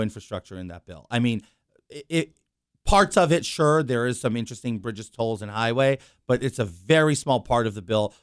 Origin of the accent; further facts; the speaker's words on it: New York City, New York, United States; also born or lived in Long Island; born and raised in New York City